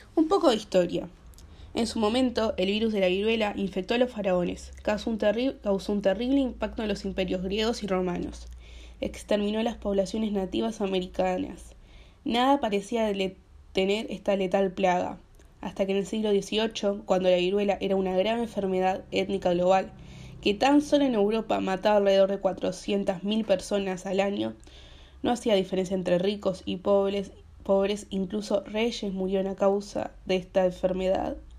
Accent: Uruguay; las vacunas del COVID que hay en mi país, Uruguay

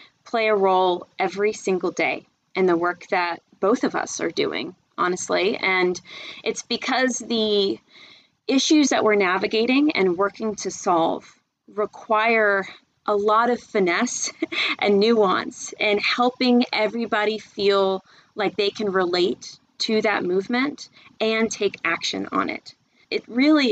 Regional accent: Charleston, South Carolina, United States; moved away as an adult; now in Atlanta, United States; We ultimately landed in Charleston, South Carolina, and I spent most of my childhood there

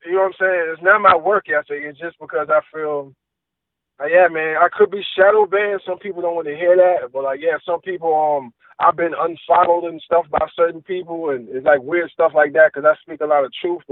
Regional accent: Richmond, Virginia, United States; I was born in Richmond, Virginia. I grew up around a lot of foster brothers at that early age, second, third grade

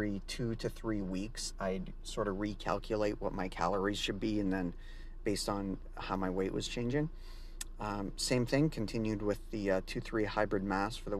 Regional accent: Canada; I'm Canadian.

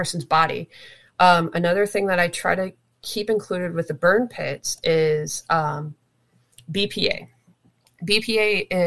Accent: Florida, United States; moved away; also born or lived in Washington State / Kuwait; I'm from Florida

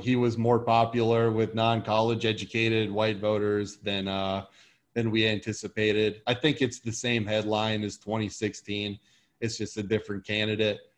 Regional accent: Michigan, United States; I grew up in Michigan

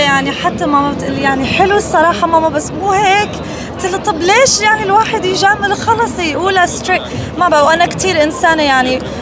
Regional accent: United States; تربيت بامريكا

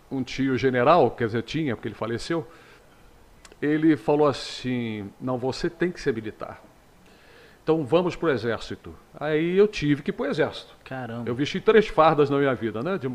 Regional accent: Teresópolis, Rio de Janeiro, Brazil; now in Magé, Brazil; Teresópolis, na região serrana, né? Nasci lá em 1959, portanto estou com 61 anos

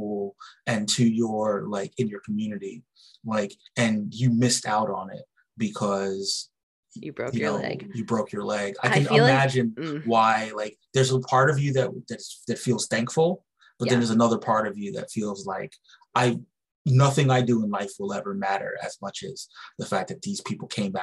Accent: New York, United States; I'm from New York

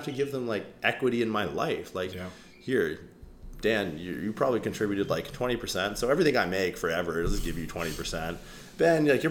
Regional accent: Canada; I'm a guy from Canada.

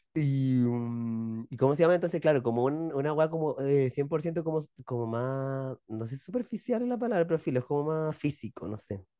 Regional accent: Chile; Nosotros somos bastante chilenos

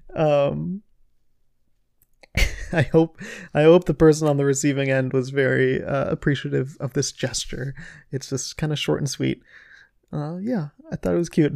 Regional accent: Ohio, United States; I'm from Ohio

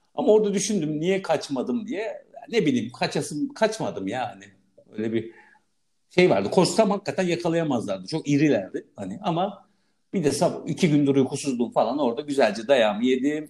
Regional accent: Istanbul, Turkey; orada büyüdüm

